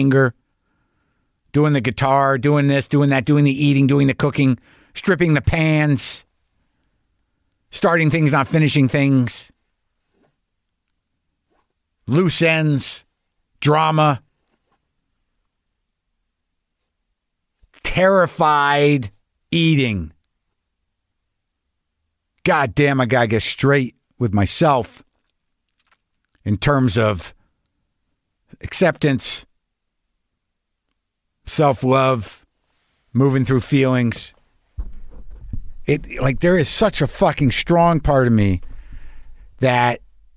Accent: New Mexico, United States; also born or lived in New York; now in Southern California, United States; I lived in New York for long enough. I'm from New Mexico

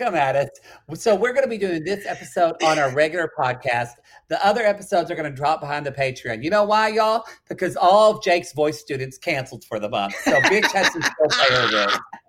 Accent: Ardmore, Oklahoma, United States; where I grew up in Oklahoma in Ardmore.

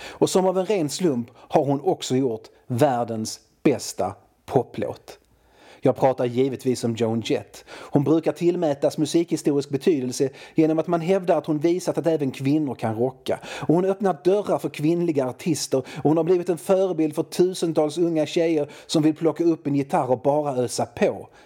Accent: Malmö, Skåne, Sweden; jag är från Malmö, och i Malmö har vi våra regler

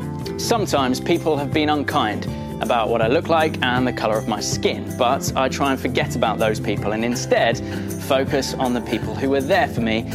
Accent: Ipswich, East of England, United Kingdom; I was born in Ipswich and I'm mixed race, and I'm really, really proud of that.

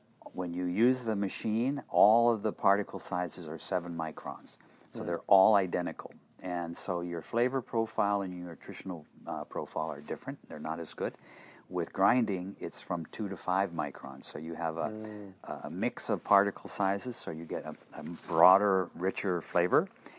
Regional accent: Tokyo, Japan; because I grew up in Japan.

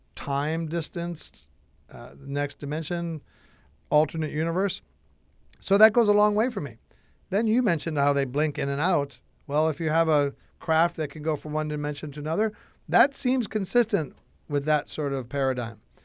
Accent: Chicago, Illinois, United States; I'm from Chicago, Illinois, one state over from Missouri

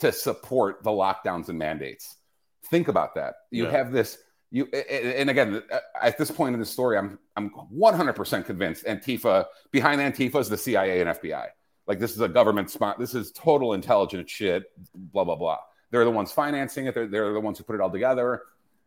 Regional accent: Chicago, Illinois, United States; I'm a Greek kid growing up in Chicago, right? Born in 77

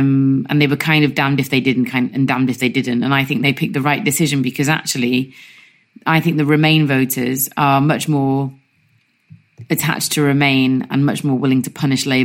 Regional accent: Bangor, Wales, United Kingdom; I come from Bangor in North Wales, and I think the population is around 13,000 in Bangor.

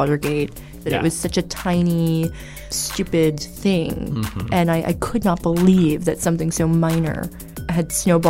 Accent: Red Bank, New Jersey, United States; moved away; also born or lived in New York / Los Angeles; Well, I was born in New York, and I was raised in New Jersey, in Red Bank, which is like an hour and 15 minutes from Manhattan.

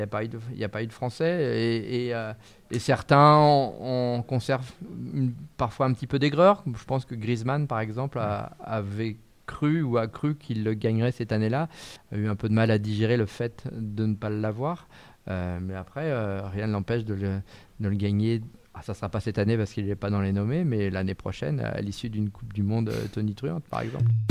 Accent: France; quand on est français

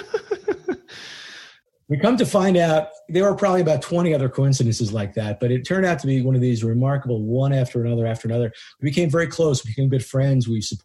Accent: United States; I'm a chiropractor from the United States

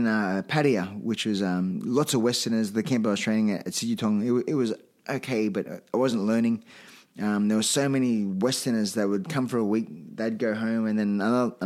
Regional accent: Australia; I'm an Aussie.

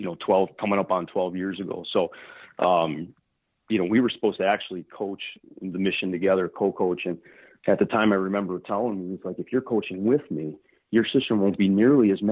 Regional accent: Addison, Illinois, United States; I grew up in Addison, Illinois

